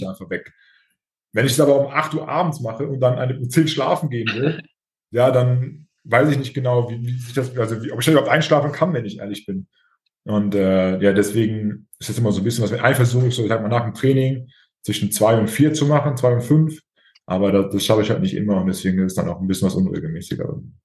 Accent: Germany; bei uns in Deutschland

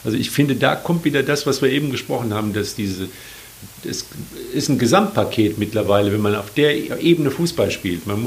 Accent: Cologne, North Rhine-Westphalia, Germany; du bist nicht so ein Erfolgsfan wie ich, ich bin Kölner, gell?

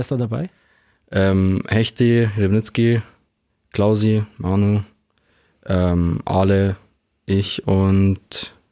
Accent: Straubing, Bavaria, Germany; Ich bin mit denen auch aufgewachsen in Straubing.

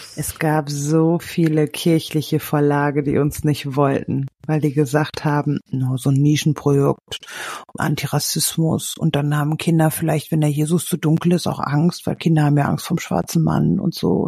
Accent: Germany; als Deutsche

